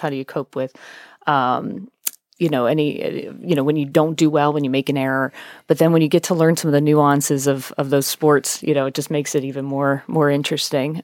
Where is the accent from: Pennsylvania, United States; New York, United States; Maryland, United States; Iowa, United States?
Pennsylvania, United States; York County; I'm from York County